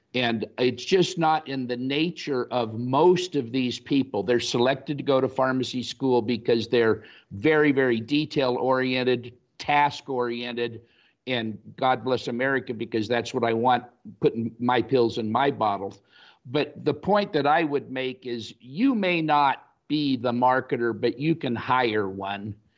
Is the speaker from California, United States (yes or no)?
yes; Los Angeles, California, United States; moved away as an adult; also born or lived in Fargo, North Dakota / Saint Louis; both of us having been born and raised in Los Angeles